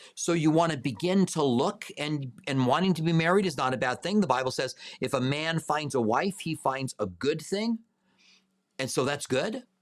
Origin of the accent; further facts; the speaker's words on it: Albuquerque, New Mexico, United States; moved away as an adult; now in Tucson, United States; I grew up in Albuquerque